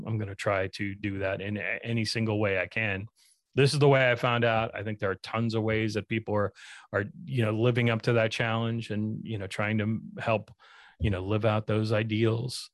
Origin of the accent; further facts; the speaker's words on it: Spokane, Washington, United States; I grew up in Spokane